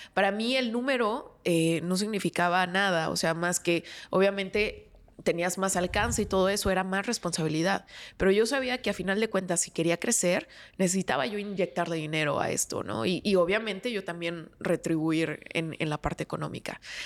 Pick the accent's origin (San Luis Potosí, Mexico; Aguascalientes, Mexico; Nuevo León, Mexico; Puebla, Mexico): San Luis Potosí, Mexico; moved away as an adult; now in Monterrey, Mexico; yo soy originaria de San Luis Potosí, me mudo a Monterrey para estudiar una maestría